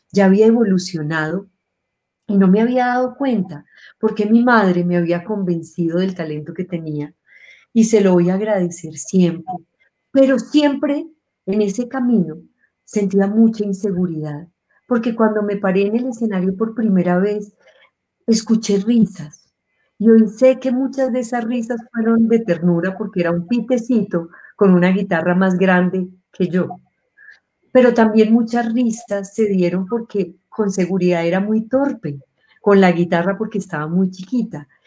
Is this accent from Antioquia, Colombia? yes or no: yes; Medellín, Antioquia, Colombia; moved away; Nací en Medellín hace muchos años.